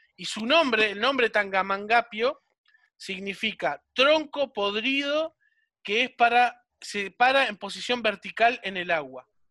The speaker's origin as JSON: {"language": "Spanish", "town": "Solymar", "region": "Canelones", "country": "Uruguay", "said": "yo soy de Solimar, ¿no? Ahora actualmente estoy en Solimar"}